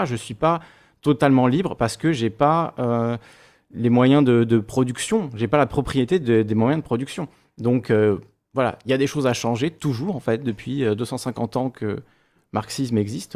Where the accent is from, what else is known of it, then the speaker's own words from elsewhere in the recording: Corsica, France; je suis corse